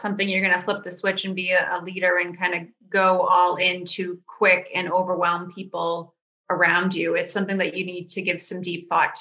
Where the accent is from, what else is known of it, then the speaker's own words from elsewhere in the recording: Boston, Massachusetts, United States; I'm from the Boston area